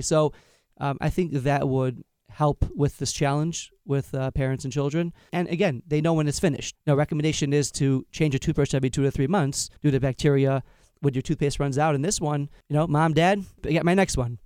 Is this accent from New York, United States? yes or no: yes; Long Island, New York, United States; I'm from Long Island, New York